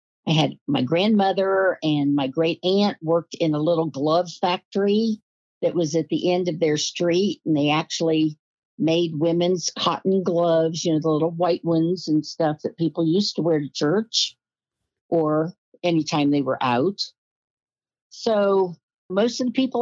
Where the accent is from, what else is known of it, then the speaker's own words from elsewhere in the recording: Rushville, Indiana, United States; moved away; I was born in Rushville, Indiana